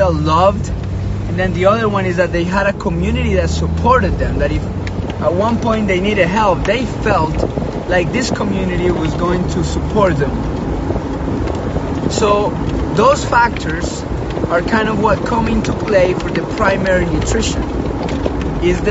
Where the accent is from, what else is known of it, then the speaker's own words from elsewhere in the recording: Colombia; now in Hawaii, United States; I grew up in Colombia, pretty tough situation when we were growing up